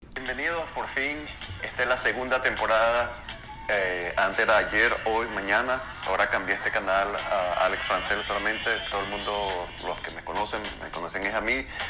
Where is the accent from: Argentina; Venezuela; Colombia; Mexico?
Venezuela; now in United States; aquí en los Estados Unidos como inmigrante venezolano